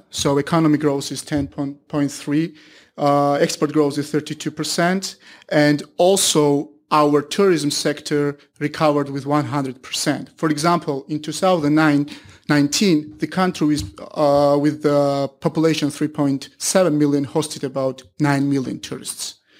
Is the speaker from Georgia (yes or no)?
yes; Georgia; my country is located between Caspian and Black Sea